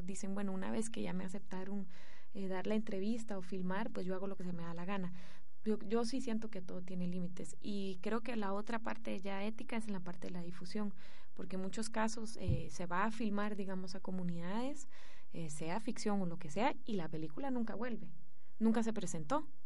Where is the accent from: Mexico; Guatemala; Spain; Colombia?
Guatemala; bueno, yo que vengo de Guatemala, o sea, realmente esto es un lujo, es un privilegio